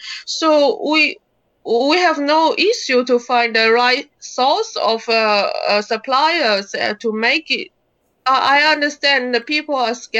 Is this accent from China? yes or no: yes; China; I'm from China